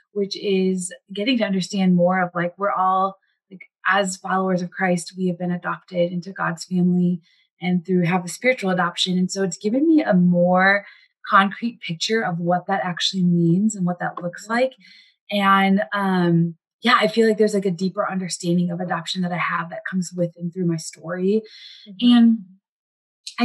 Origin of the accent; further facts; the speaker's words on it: Wisconsin, United States; also born or lived in India; now in Minneapolis, United States; I grew up in Wisconsin, have lived in the Midwest for a majority of my life